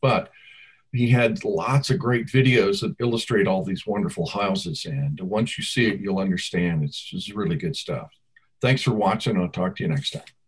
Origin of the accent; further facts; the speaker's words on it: San Francisco, California, United States; I'm from the West, I'm San Francisco back in the hippie days